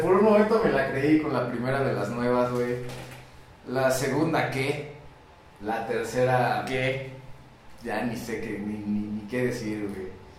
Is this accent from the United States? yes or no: no; Mexico; Comúnmente como mexicanos